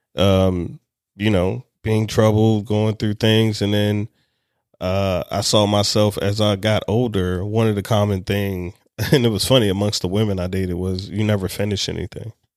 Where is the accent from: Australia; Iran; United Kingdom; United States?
United States; Anne Arundel County, Maryland; I grew up in Anne Arundel County